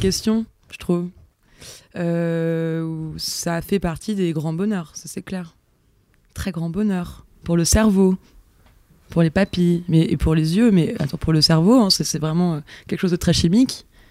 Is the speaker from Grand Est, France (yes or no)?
no; Auvergne-Rhône-Alpes, France; moved away; also born or lived in Yvelines; Je suis née dans les Yvelines, ah. mais j'ai grandi en Auvergne